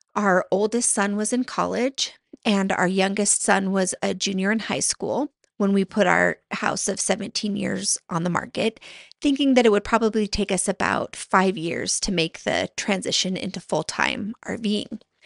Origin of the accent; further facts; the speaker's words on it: Montana, United States; moved away; my husband and I moved back to my home state of Montana